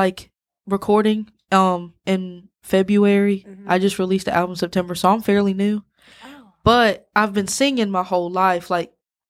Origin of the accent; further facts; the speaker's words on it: Brandon, Mississippi, United States; I'm from Brandon.